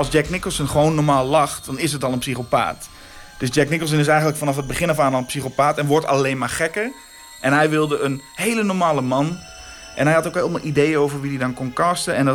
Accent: Drenthe, Netherlands; Ik kom uit Drenthe in een klein plaatsje een gegeven moment ken je iedereen en alles is heel veilig.

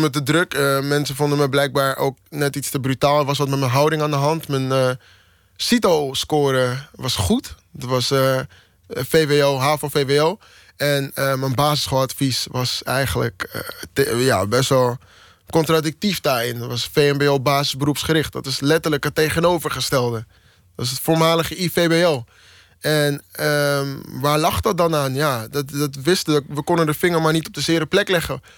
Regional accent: Amsterdam, North Holland, Netherlands; also born or lived in Maastricht; ik uit Amsterdam kom en in Amsterdam woon en in Amsterdam werk

